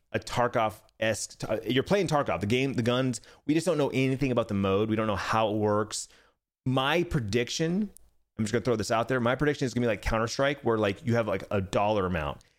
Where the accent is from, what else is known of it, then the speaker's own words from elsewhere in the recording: Arizona, United States; born and raised in Arizona